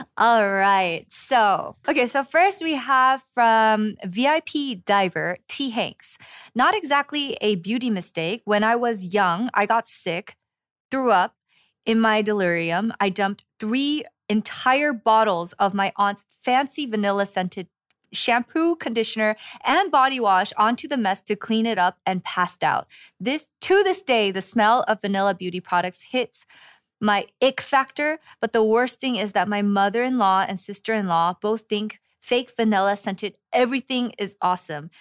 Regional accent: Los Angeles, California, United States; moved away as an adult; now in Seoul, South Korea; born and raised in Los Angeles

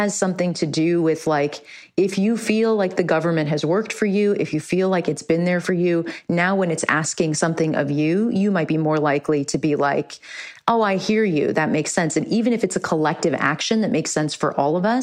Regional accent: South Florida, United States; I'm from South Florida

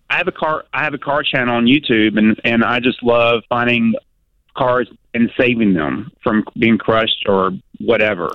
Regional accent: near Nashville, Tennessee, United States; that's close to my hometown

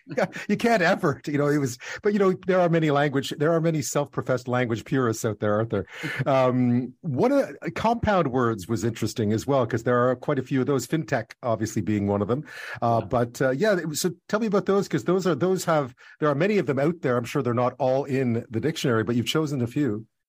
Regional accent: Montreal, Quebec, Canada; since I was a kid growing up in Montreal

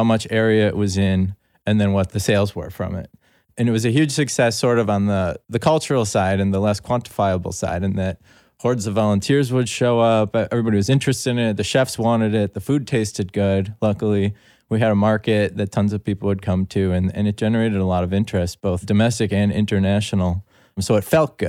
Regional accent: Milwaukee, Wisconsin, United States; moved away as an adult; now in New York City, United States; I grew up outside Milwaukee in a suburban area

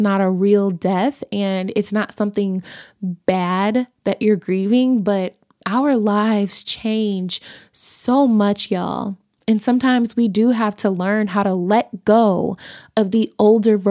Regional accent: Chicago, Illinois, United States; also born or lived in Los Angeles; I was born and bred in Chicago, and all of my family is from Chicago

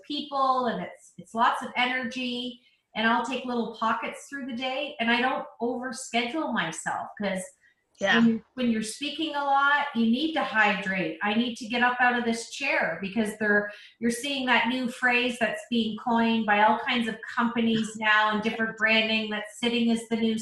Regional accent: Canada; I'm Canadian

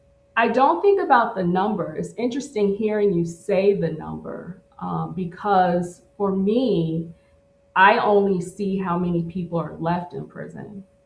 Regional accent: Midwest, United States; also born or lived in Missouri / Oklahoma; Yeah, so I grew up in the Midwest between Missouri and Oklahoma. I lived with my grandparents in Missouri until I was like, you know, 5 or 6.

